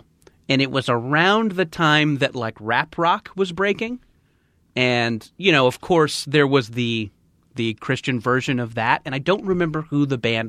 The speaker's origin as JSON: {"language": "English", "area": "Orange County", "region": "California", "country": "United States", "tie": "born or raised there", "said": "I grew up in Orange County"}